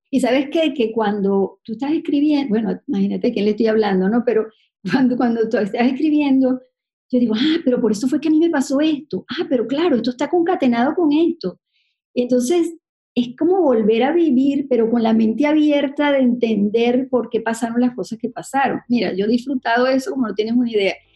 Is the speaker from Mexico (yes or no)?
no; Venezuela; moved away as an adult; also born or lived in Connecticut / New York; somos los venezolanos